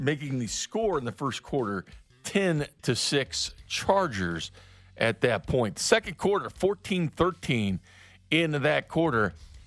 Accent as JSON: {"language": "English", "region": "Missouri", "country": "United States", "said": "I'm from the Show Me State"}